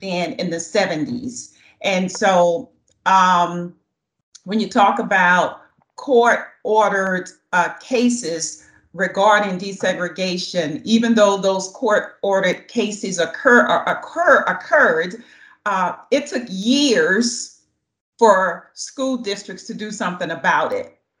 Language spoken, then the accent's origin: English; the South, United States; moved away; I'm just speaking from the South because that's where I was born and raised